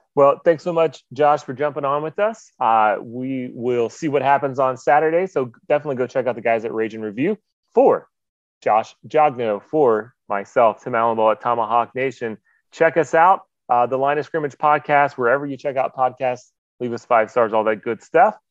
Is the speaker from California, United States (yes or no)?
no; Jacksonville, Florida, United States; I grew up in Jacksonville, so we, we would eat a lot of uh, catfish down there.